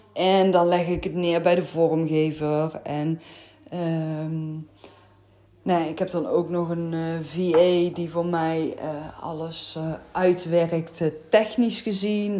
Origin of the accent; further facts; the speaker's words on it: North Brabant, Netherlands; accent: Brabantse tongval; hoor je mijn Brabantse tongval